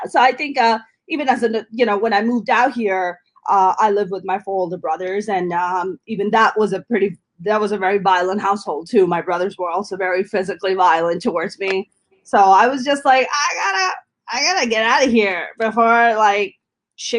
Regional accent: Jersey City, New Jersey, United States; I grew up in Jersey City

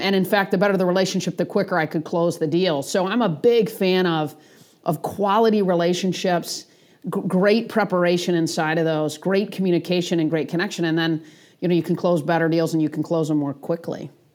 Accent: East Lansing, Michigan, United States; moved away as an adult; also born or lived in Atlanta; I grew up in East Lansing

